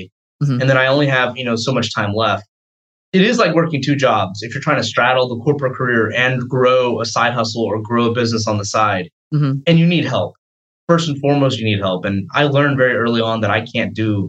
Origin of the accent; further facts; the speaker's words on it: Atlanta, Georgia, United States; I grew up here in Atlanta, actually, elementary through high school